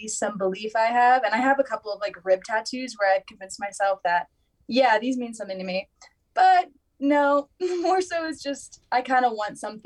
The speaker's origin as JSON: {"language": "English", "region": "Virginia", "country": "United States", "moved": "as an adult", "lives_now": "Colorado, United States", "said": "I'm from Virginia"}